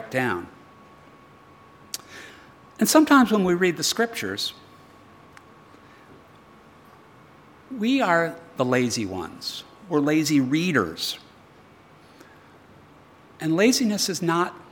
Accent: United States; now in Australia; as an American

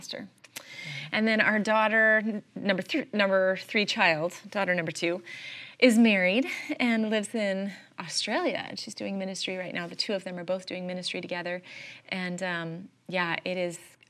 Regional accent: Southern California, United States; moved away as an adult; also born or lived in Iowa / Arizona; now in Michigan, United States; We grew up in Southern California, but I left at 23 and moved to Iowa

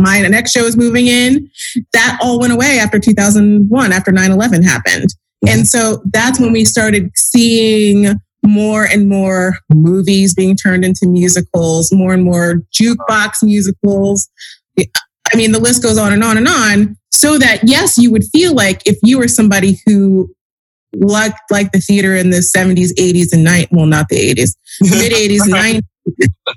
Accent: United States; I'm a New Yorker. I grew up in the tri-state area.

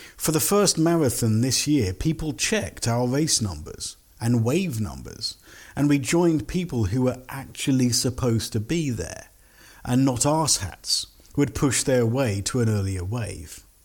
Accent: London, United Kingdom; I'm from London. I've lived here many, many years with gaps in other countries

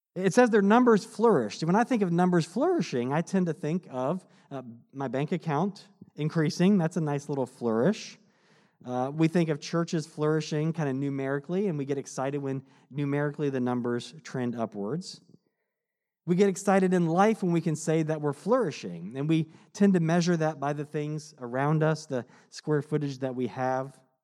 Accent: United States; as a American living in this time

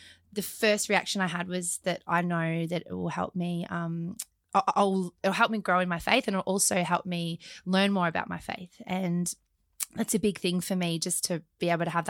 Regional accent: Australia; accent: very Australian; my very Australian accent

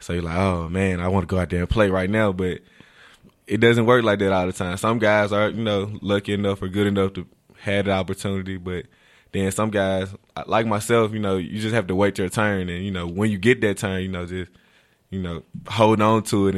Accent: Greenville, Mississippi, United States; Oh, Greenville, Mississippi.

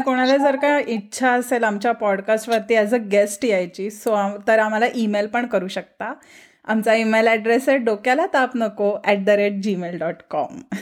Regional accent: Pune, Maharashtra, India; मी पुण्याची आहे

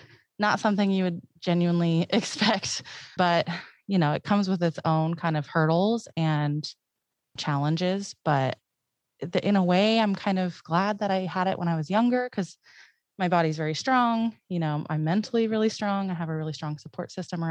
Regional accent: Paradise, California, United States; I'm from Paradise

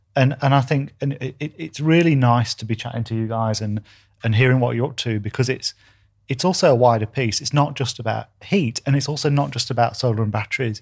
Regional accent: Doncaster, Yorkshire and the Humber, United Kingdom; moved away; also born or lived in New Zealand; You can tell I'm from Doncaster.

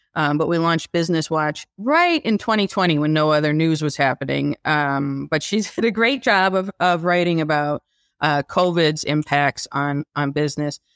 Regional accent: Midland, Michigan, United States; also born or lived in California; now in Detroit, United States; I was raised in Midland

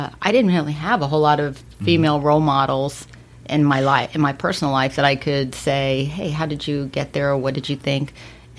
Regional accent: Miami, Florida, United States; also born or lived in Sunrise, Florida / Fort Lauderdale, Florida; now in Port St. Lucie, United States; I've been in Florida since I was 4. Mm-hmm. So I grew up in Miami

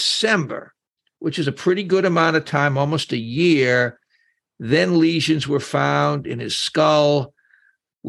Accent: Boston, Massachusetts, United States; I'm from Boston

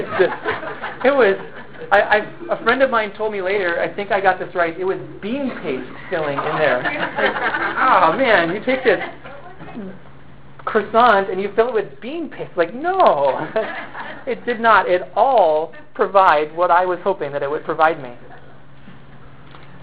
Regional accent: United States; also born or lived in China; I am an American

